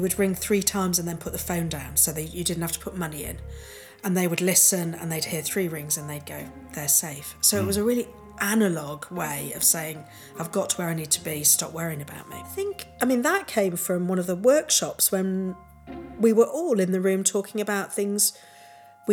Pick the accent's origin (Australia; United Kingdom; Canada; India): United Kingdom; England; I was born in England to a loving, stable family.